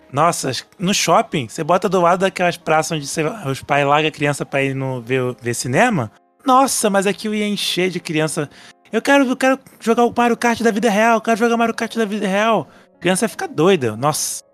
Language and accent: Portuguese; Rio de Janeiro, Brazil; só que eu sou do Rio